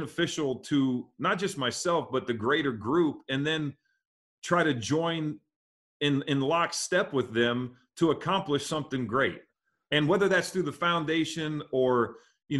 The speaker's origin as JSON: {"language": "English", "region": "Midwest", "country": "United States", "tie": "born or raised there", "said": "I'm a kid growing up in the Midwest"}